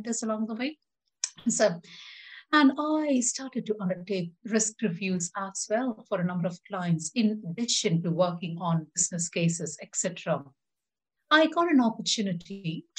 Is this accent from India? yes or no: yes; India; moved away as an adult; now in United Kingdom; I grew up in India and my dad was an aeronautical engineer